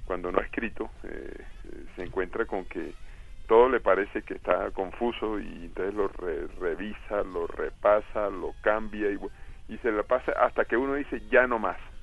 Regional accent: Cartagena, Bolívar, Colombia; also born or lived in Barranquilla / Villanueva, La Guajira; now in France; soy nacido en Barranquilla, criado en Cartagena, pero oriundo de Villanueva, Guajira

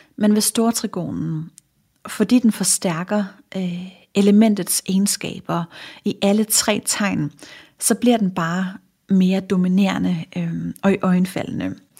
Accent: Funen, Southern Denmark, Denmark; nu er jeg fra Fyn

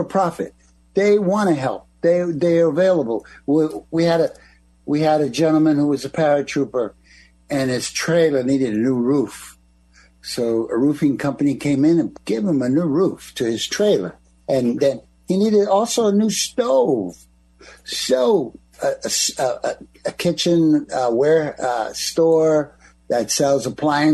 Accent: East Coast, United States; I'm from the East Coast

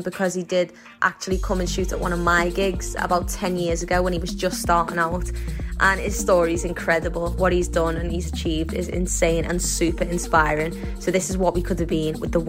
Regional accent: Liverpool, North West England, United Kingdom; my hometown, Liverpool

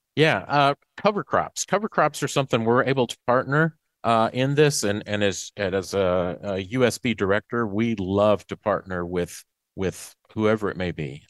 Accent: Macon, Mississippi, United States; I'm from Macon, Mississippi, okay. uh, East Central

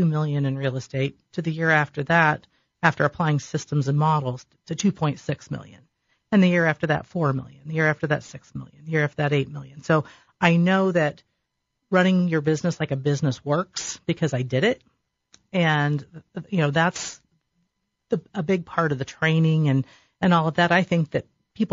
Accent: Delaware, Ohio, United States; I grew up in Delaware, so I knew people all around the area anyway

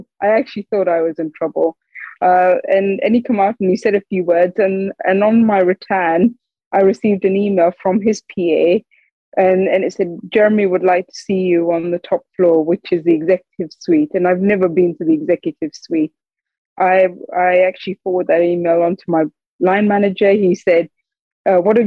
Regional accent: the Northeast, North East England, United Kingdom; I'd grown up, born and raised in the Northeast

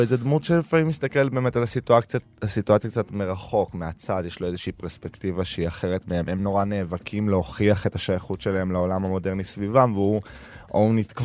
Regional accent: Tel Aviv, Tel Aviv District, Israel; אני תל אביבי ואני חילוני

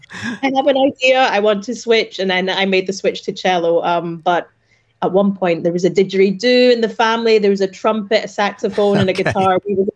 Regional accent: Scotland, United Kingdom; accent: Scottish; We come from Egypt originally, but very much Scottish in our accents and in our hearts too.

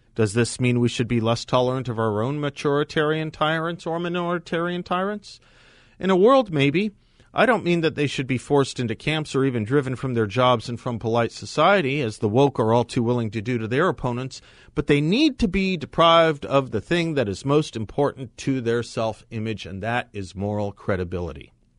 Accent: United States; aren't we Americans

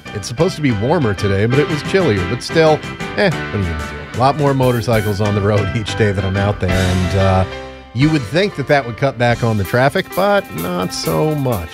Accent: Connecticut, United States; moved away; My home state of Connecticut

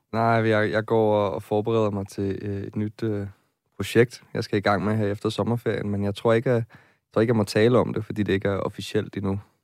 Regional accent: Nyborg, Southern Denmark, Denmark; moved away as an adult; now in Copenhagen, Denmark; jeg kommer fra en provinsby, jeg kommer fra Nyborg på Fyn

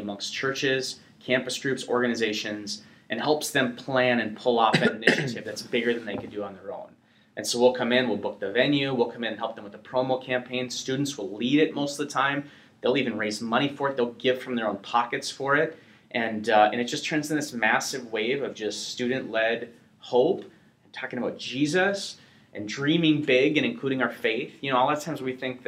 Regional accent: North Dakota, United States

